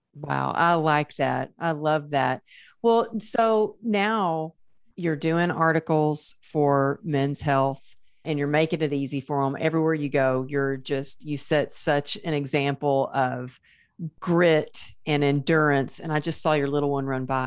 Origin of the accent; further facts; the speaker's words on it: Texas, United States; I was raised in Texas